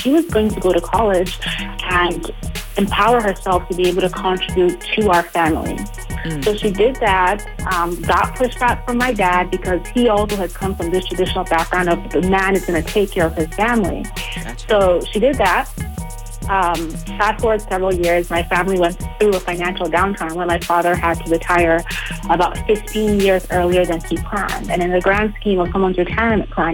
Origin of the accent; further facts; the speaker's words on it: Nigeria; moved away; I am originally from Nigeria